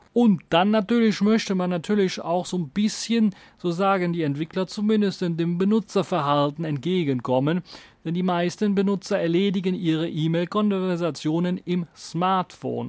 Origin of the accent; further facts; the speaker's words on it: Germany; bei uns in Deutschland